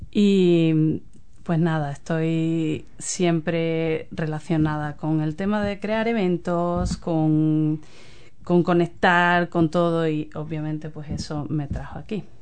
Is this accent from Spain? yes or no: yes; Cádiz, Andalusia, Spain; moved away as an adult; also born or lived in London; now in New Zealand; yo soy de Cádiz.